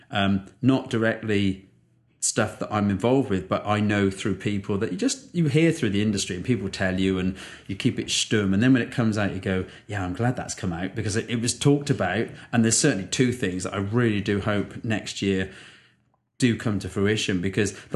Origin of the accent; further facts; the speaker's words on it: United Kingdom; as a Brit, this was a little bit testing